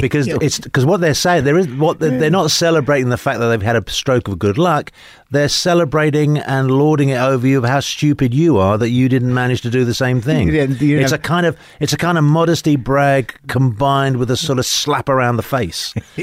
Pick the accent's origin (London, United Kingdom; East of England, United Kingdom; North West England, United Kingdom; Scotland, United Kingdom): London, United Kingdom; moved away as an adult; now in United States; I grew up in London. My background is basically my father was Spanish, my mother was Italian.